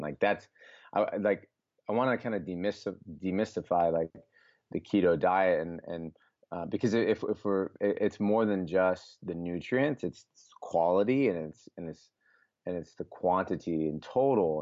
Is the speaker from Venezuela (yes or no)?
no; Des Moines, Iowa, United States; Born and raised in Des Moines, went to school at the University of Iowa in Iowa City